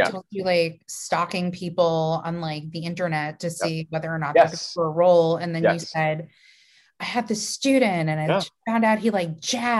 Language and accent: English; Long Island, New York, United States; I'm also from Long Island.